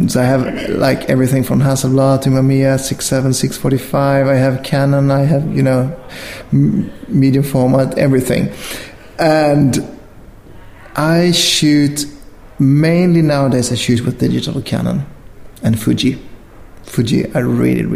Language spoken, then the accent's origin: English; Sweden